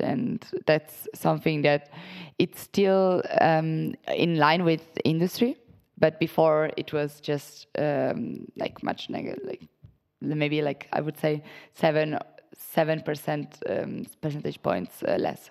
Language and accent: English; Italy; moved away as an adult; also born or lived in Portugal; I'm originally from Italy, was born and raised there.